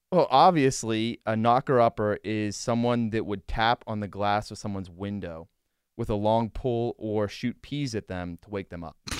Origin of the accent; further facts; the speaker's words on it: Western Pennsylvania, United States; growing up in Western P A, I feel like every kid listens to D V